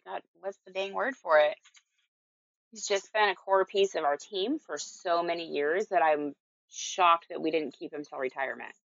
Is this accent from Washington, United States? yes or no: yes; Marysville, Washington, United States; now in Tacoma, United States; I grew up in Marysville